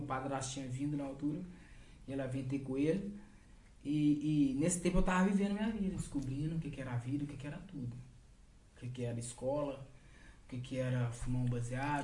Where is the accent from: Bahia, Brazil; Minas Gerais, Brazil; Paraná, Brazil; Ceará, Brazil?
Minas Gerais, Brazil; Governador Valadares; moved away as an adult; now in Portugal; quando eu saí de Valadares